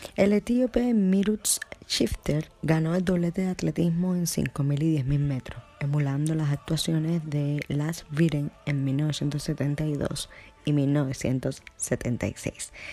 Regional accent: Cuba; mi tierra querida, Cuba

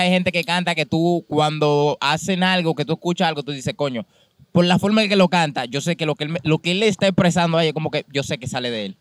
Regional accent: San Juan de la Maguana, San Juan, Dominican Republic; nosotros somos de San Juan

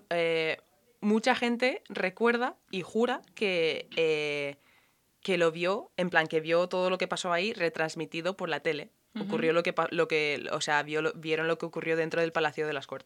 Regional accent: Ireland; yo soy irlandesa y he ido a un colegio muy católico

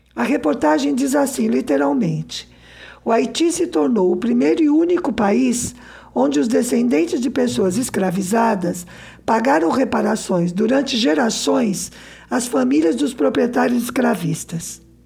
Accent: Brazil

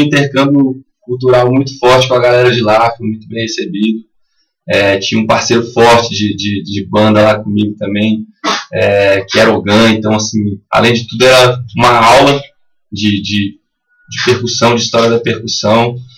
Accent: Brasília, Federal District, Brazil; a gente é de Brasília

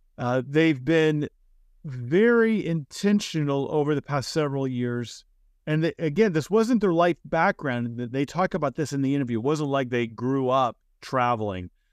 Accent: United States; I'm from the United States

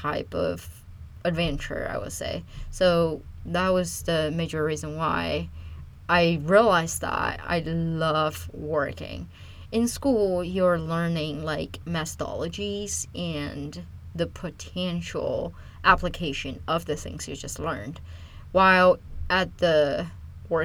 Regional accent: China; English is a second language; moved away as an adult; also born or lived in California, United States; now in United States; I am originally from China. I moved to United States in 2010 to start my undergrad.

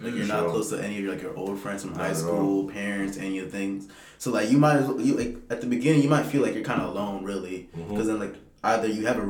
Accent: Nigeria; both being Nigerian

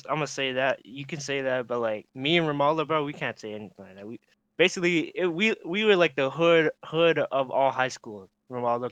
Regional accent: Regina, Saskatchewan, Canada; we're from Regina, like I would say like we I would say small city

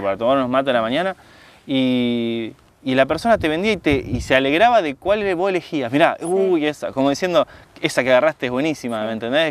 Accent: Argentina; moved away as an adult; now in Italy

